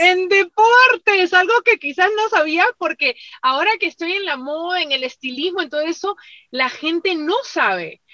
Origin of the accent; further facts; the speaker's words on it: Peru; now in United States; yo soy peruana